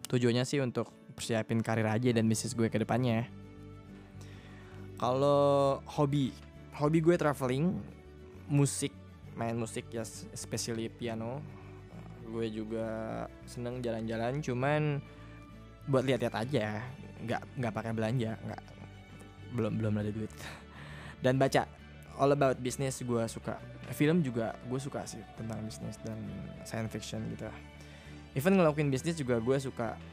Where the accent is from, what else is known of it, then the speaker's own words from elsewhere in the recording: Tasikmalaya, West Java, Indonesia; also born or lived in Bandung; now in Jakarta, Indonesia; eh gue lahir di Tasikmalaya lahir dan besar di Tasik itu kota sejuta kenangan